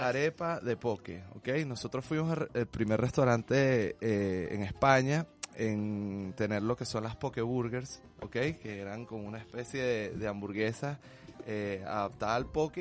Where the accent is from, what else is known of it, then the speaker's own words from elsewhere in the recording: Venezuela; somos venezolanos